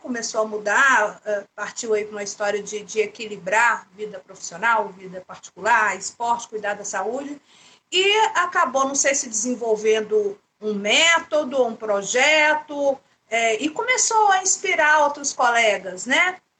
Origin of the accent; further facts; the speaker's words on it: Goiânia, Goiás, Brazil; Eu sou de Goiânia